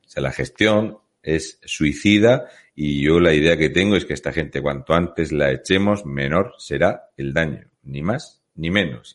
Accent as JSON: {"language": "Spanish", "town": "Murcia", "region": "Region of Murcia", "country": "Spain", "said": "soy de Murcia"}